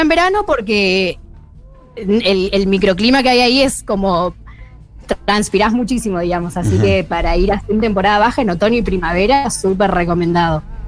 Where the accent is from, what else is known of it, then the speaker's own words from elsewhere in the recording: San Francisco, Córdoba, Argentina; moved away as an adult; now in San Martín de los Andes, Argentina; Yo soy de San Francisco, del interior de Córdoba, pero estoy viviendo hace dos años acá en San Martín